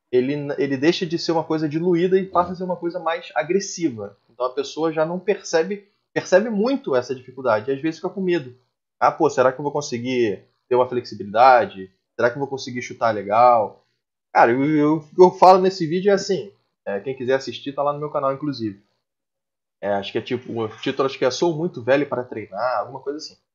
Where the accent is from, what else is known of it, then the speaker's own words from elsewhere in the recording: Joinville, Santa Catarina, Brazil; Mas estou me esforçando. Sou de Joinville.